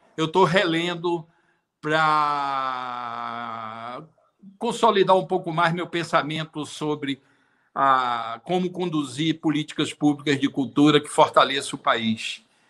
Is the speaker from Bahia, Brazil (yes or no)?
yes; Bahia, Brazil; also born or lived in Sweden; Eu sou brasileiro, eu sou baiano